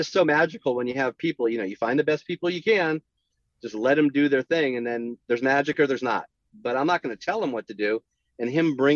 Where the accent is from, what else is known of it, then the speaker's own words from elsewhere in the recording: San Jose, California, United States; I grew up in the Bay Area in San Jose.